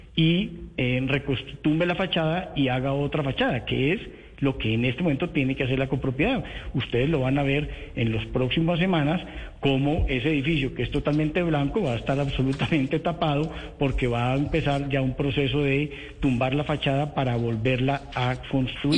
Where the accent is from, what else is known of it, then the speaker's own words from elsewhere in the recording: Bogotá, Colombia; todos los que somos de Bogotá